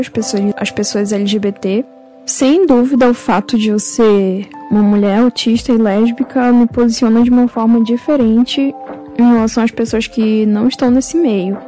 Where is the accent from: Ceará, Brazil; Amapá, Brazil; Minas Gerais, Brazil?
Amapá, Brazil; moved away as an adult; also born or lived in Belém, Pará; now in São Paulo, Brazil; nasci em Belém do Pará, mas eu morei a vida toda no, no Amapá. Agora eu tô morando em São Paulo